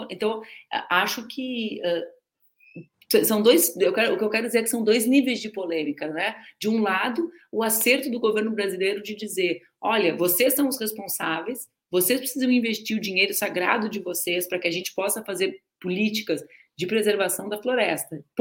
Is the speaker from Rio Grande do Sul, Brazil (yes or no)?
yes; Rio Grande, Rio Grande do Sul, Brazil; Eu também cresci em Rio Grande, é mais um ponto em comum nosso, comendo moeda, moeda de queijo e bomba na confeitaria Hollywood.